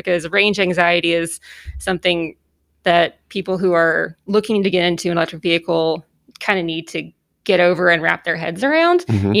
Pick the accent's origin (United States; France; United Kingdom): United States; Boston, Massachusetts; I'm originally from Boston, so.